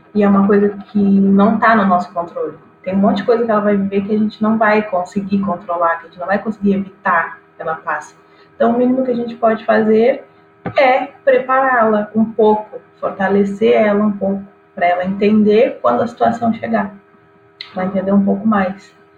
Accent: Rio Grande do Sul, Brazil; eu sou gaúcha

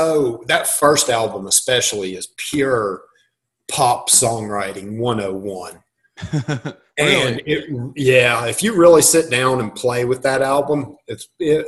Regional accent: West Virginia, United States; moved away; also born or lived in Harrisonburg, Virginia / Charlotte, North Carolina / Los Angeles; growing up in West Virginia, middle of nowhere, going to school in Harrisonburg, Virginia

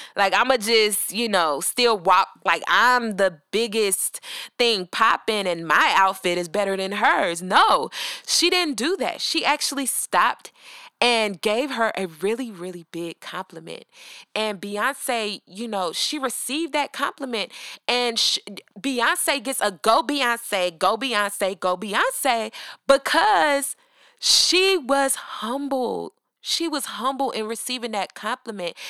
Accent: Atlanta, Georgia, United States; I'm from Atlanta, born and raised

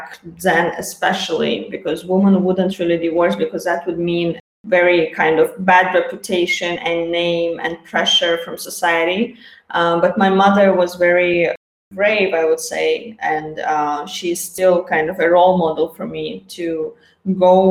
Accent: Azerbaijan; moved away as an adult; I was born in Azerbaijan

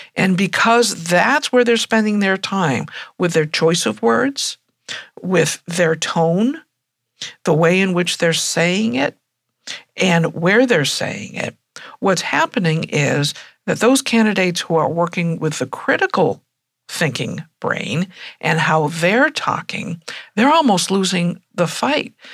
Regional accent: United States; being an American

